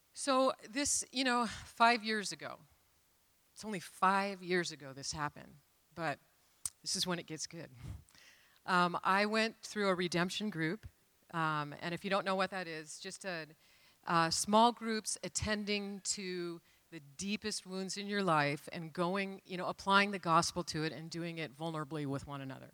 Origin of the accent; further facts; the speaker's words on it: Renton, Washington, United States; I grew up in Renton